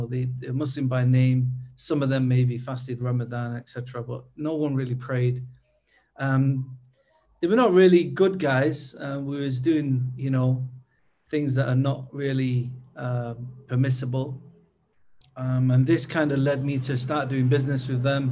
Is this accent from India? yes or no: no; Manchester, North West England, United Kingdom; moved away as an adult; also born or lived in Uganda / Kuwait; now in Turkey; I'm from the UK. I'm from Manchester.